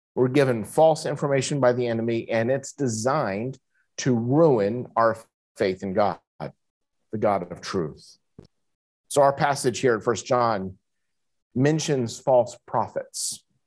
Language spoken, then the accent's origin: English; United States; moved away as an adult; now in Kuala Lumpur, Malaysia; I'm an American